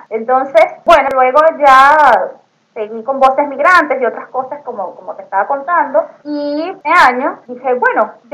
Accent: Venezuela; remembrar todos esos recuerdos este, que tenemos como venezolanos y poder transmitir algo de nuestra cultura a través de los dulces criollos.

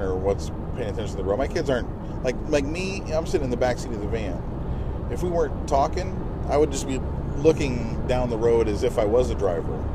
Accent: United States; We are from the United States of America

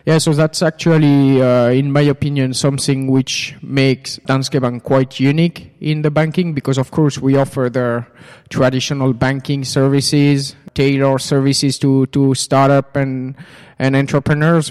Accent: Switzerland; moved away as an adult; now in Finland; I'm actually originally from Switzerland. And I came to, to Finland now about two and a half years ago

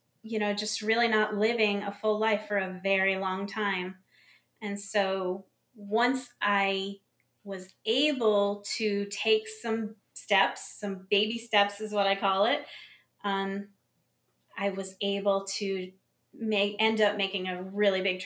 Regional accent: Connecticut, United States; also born or lived in Buffalo, New York; now in South Carolina, United States; I was born in Buffalo, New York, and grew up in Connecticut before I moved here to South Carolina.

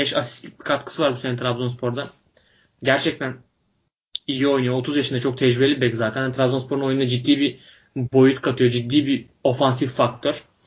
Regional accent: Bursa, Turkey; biz ikimiz de Bursalıyız.

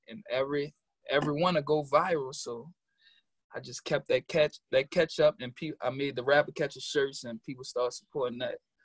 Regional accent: New Orleans, Louisiana, United States; now in New York, United States; I'm from New Orleans, Louisiana, an um nine ward native

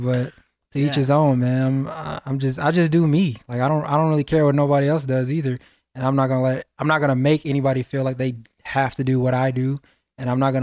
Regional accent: Chicago, Illinois, United States; moved away; I'm from Chicago originally

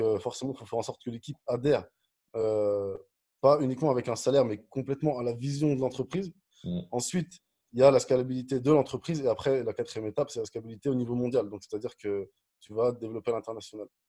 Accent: Dijon, Bourgogne-Franche-Comté, France; also born or lived in Nantes; je suis né à Nantes, mais j'ai grandi à Dijon.

